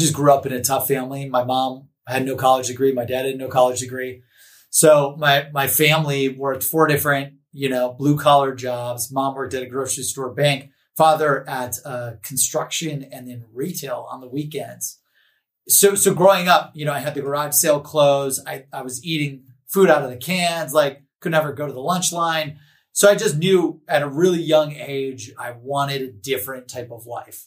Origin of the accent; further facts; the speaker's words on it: Cleveland, Ohio, United States; I'm from Cleveland, Ohio